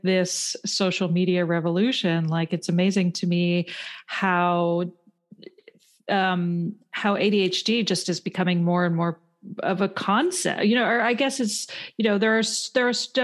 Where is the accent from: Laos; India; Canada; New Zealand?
Canada; moved away as an adult; now in United States; I grew up in Canada and moved to the States when I was 27